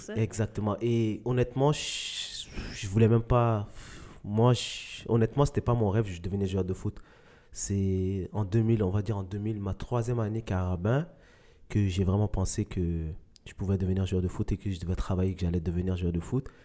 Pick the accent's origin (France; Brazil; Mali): Mali; moved away; je suis né au Mali